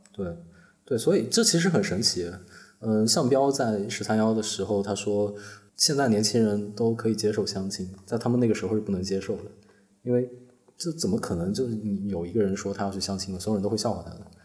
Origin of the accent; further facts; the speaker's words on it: Northern Jiangsu, China; 我在苏北长大嘛，苏北的学校初中、高中都有晚自习